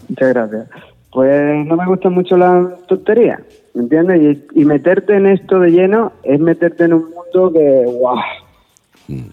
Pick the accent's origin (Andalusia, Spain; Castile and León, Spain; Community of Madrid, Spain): Andalusia, Spain; yo soy andaluz